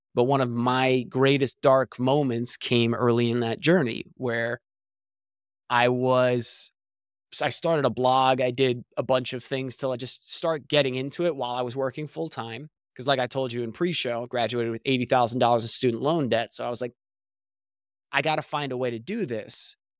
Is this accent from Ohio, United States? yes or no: no; New Jersey, United States; moved away as an adult; also born or lived in Pennsylvania; now in Southern California, United States; I was born and raised in New Jersey